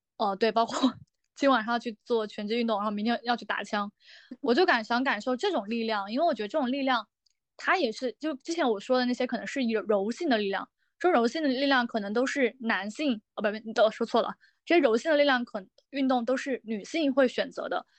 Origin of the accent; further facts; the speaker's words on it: Sichuan, China; moved away as an adult; also born or lived in Taiyuan, Shanxi; 我是四川人